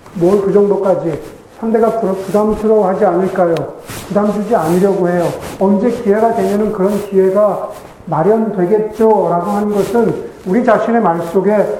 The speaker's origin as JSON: {"language": "Korean", "country": "South Korea", "said": "우리가 한국 사람으로서 그리스도적이죠."}